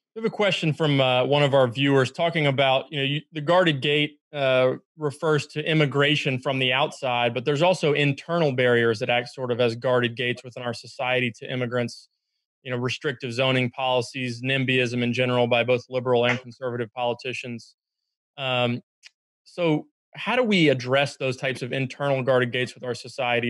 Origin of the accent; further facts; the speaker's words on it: North Carolina, United States; I was raised in North Carolina